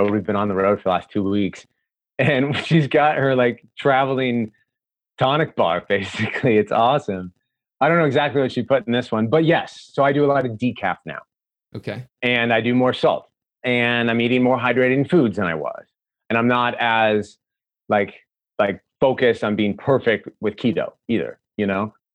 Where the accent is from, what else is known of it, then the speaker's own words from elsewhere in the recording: Des Moines, Iowa, United States; So out of Iowa City, Iowa, I'm fourth generation Hawkeye. So I grew up in Des Moines